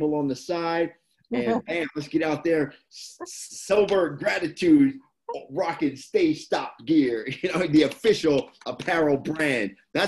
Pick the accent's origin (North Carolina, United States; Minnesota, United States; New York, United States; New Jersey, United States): New Jersey, United States; Camden; now in Huntington Beach, United States; I'm born and raised in Jersey.